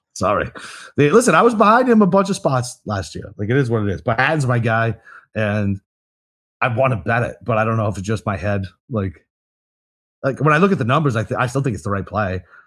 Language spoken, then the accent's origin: English; United States; I'm fucking American